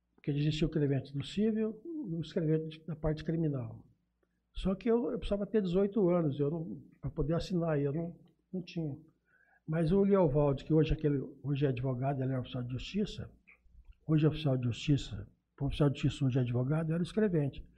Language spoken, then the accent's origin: Portuguese; Jales, São Paulo, Brazil; also born or lived in Urupês; eu nasci em Urupês, aí perto de Catanduva. Uhum. E, e, eu vim para Jales. Não vim não, porque eu, me trouxeram, né, eu tinha dois anos quando eu vim para Jales